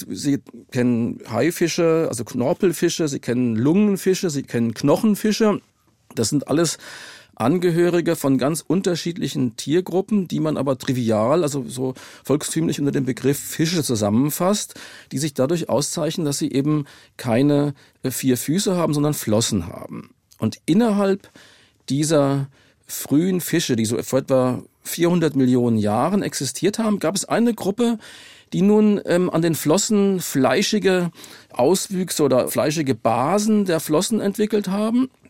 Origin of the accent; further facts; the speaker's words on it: Darmstadt, Hesse, Germany; ich komme aus Darmstadt und da ist das Mainzer Becken in der Nähe und die Grube Messel bei Darmstadt